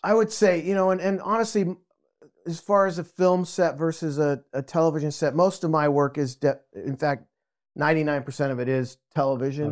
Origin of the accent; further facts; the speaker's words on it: Albuquerque, New Mexico, United States; moved away as an adult; now in San Diego, United States; I grew up in Albuquerque, New Mexico.